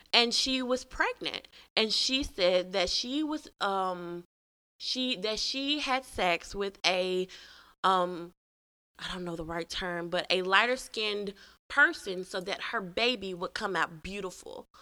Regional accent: Memphis, Tennessee, United States; I was from Memphis

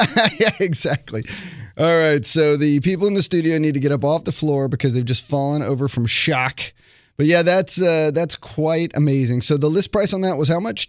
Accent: Houston, Texas, United States; now in Southern California, United States; I was born and raised in Houston

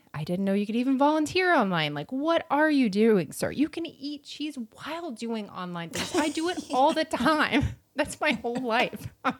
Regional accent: Florida, United States; I'm from Florida.

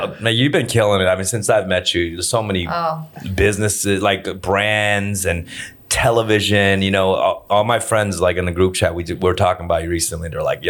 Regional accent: Los Angeles, California, United States; I'm an LA like boy, so it's like, you know, I was raised here my whole life.

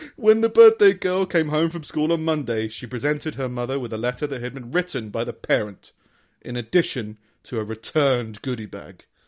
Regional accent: London, United Kingdom; I grew up in London

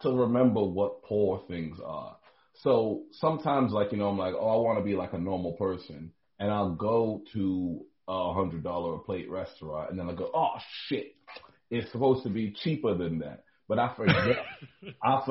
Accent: Gainesville, Florida, United States; I grew up in Gainesville, Florida, right next to university.

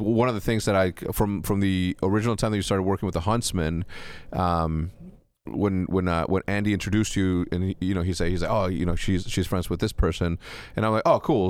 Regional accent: Mexico; I'm from Mexico

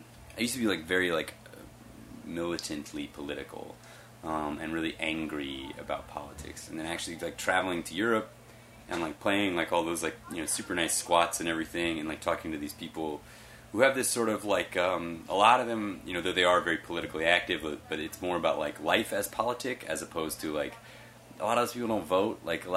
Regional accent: the South, United States; I grew up in the South, and I was living in the South. I lived in Texas during George Bush's presidency. I lived in Florida

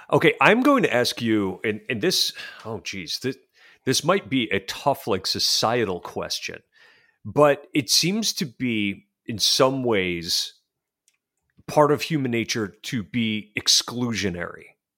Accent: Western New York, United States; I'm from Western New York

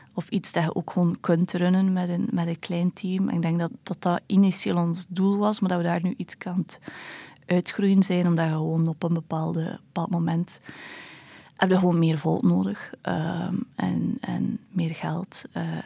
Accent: Belgium; als Belg

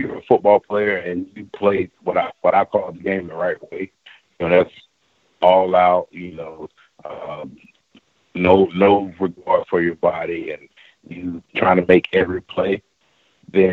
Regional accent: right outside of Atlanta, Georgia, United States; I'm from Georgia, right outside of Atlanta

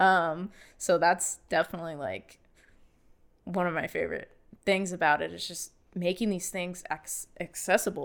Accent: Bellefontaine, Ohio, United States; also born or lived in Columbus, Ohio; I grew up in Bell Fountain all my life and, uh, graduated high school there

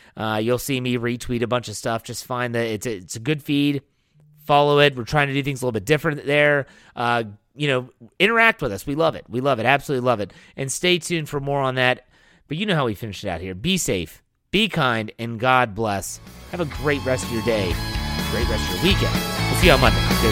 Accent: Wheeling, West Virginia, United States; I grew up in Wheeling, West Virginia

